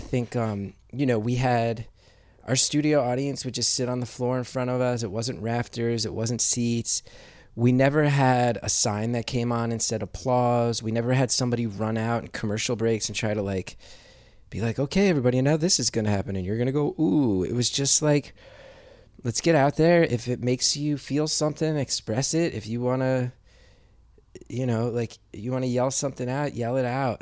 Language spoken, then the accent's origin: English; West Orange, New Jersey, United States; I grew up in West Orange, New Jersey